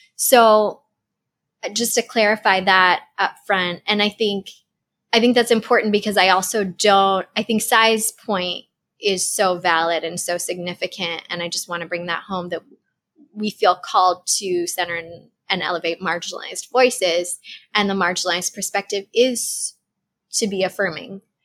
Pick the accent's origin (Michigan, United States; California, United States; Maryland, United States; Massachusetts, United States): Massachusetts, United States; Boston; I am a Bostonian